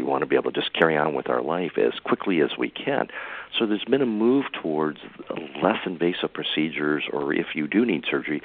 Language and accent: English; Michigan, United States; moved away as an adult; also born or lived in California; now in Santa Rosa, United States; I'm from Michigan originally, and I moved out to California